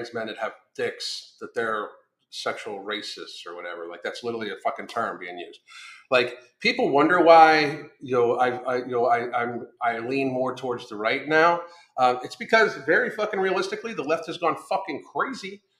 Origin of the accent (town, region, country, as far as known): United States